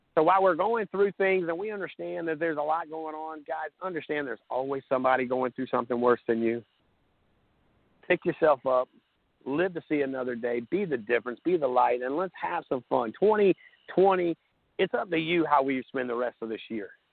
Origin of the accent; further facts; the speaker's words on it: Surfside Beach, South Carolina, United States; moved away; went to see my parents, did the show there in Surfside